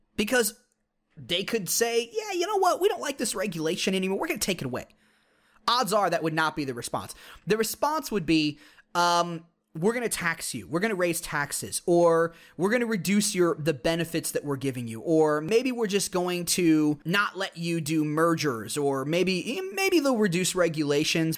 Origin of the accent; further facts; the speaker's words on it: United States; our heritage as Americans